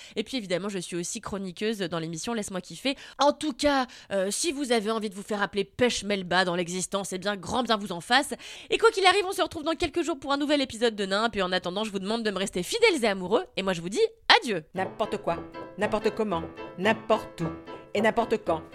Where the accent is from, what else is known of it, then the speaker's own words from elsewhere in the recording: Levallois-Perret, Île-de-France, France; Parce que dans la ville de Gros Bourges où je suis née, à Levallois